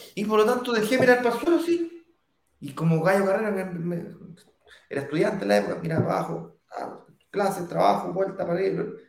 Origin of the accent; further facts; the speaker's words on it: Santiago, Santiago Metropolitan Region, Chile; yo viví toda mi vida en Las Condes con Apoquieto